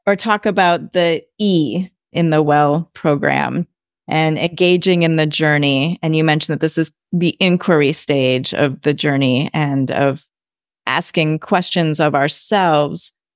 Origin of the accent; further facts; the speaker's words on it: Midwest, United States; now in California, United States; I grew up in the Midwest